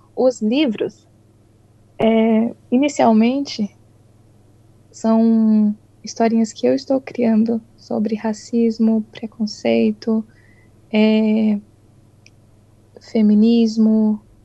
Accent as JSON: {"language": "Portuguese", "town": "Itu", "region": "São Paulo", "country": "Brazil", "tie": "born or raised there", "moved": "as an adult", "lives_now": "New Zealand", "said": "E sou do interior de São Paulo, Itu, uma cidade bem pequenininha. Nasci e cresci lá."}